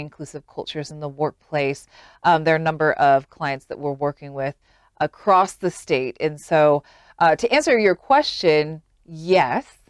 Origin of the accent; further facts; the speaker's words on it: Utah, United States; moved away as an adult; also born or lived in Washington, D.C.; growing up in a place like Utah